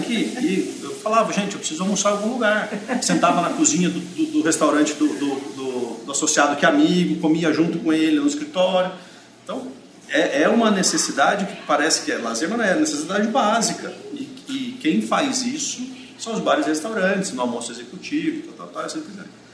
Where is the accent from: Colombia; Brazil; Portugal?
Brazil; Mogi Mirim, São Paulo; moved away as an adult; now in Campinas, Brazil; Eu, na realidade, sou de Mogi, Mirim, aqui perto, né? Aí eu com 19 anos eu fui para São Paulo